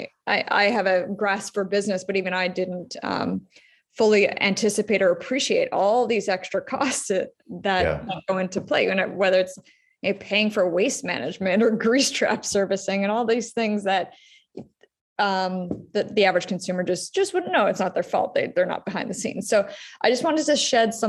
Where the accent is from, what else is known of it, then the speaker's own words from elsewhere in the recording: Ottawa, Ontario, Canada; my hometown is Ottawa. I live here, Ottawa, Canada